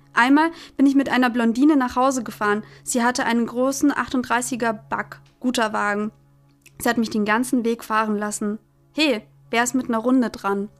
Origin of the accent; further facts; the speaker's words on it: Germany; Ich bin in in Deutschland geboren